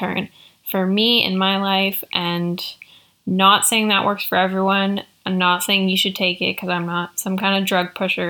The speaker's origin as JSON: {"language": "English", "country": "Canada", "said": "I am Canadian"}